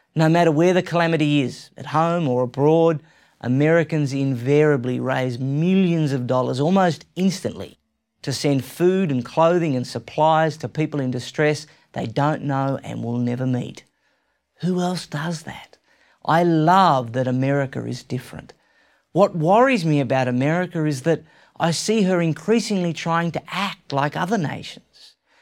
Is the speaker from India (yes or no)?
no; Australia; I'm an Australian. You might have already guessed that. And I love my home country